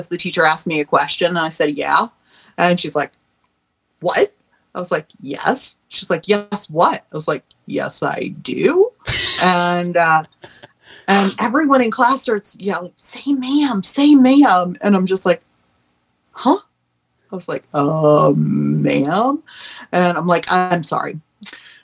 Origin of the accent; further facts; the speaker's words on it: Tennessee, United States; also born or lived in New York; I grew up in Tennessee, so when we first moved to Tennessee from New York